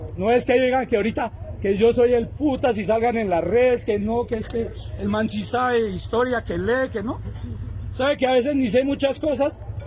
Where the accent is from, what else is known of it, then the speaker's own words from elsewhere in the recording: Colombia; Nosotros como colombianos